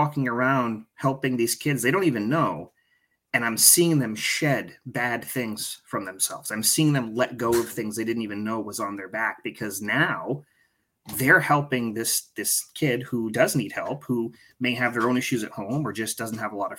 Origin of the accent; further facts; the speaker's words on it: Maine, United States; I grew up living in Maine. That's my home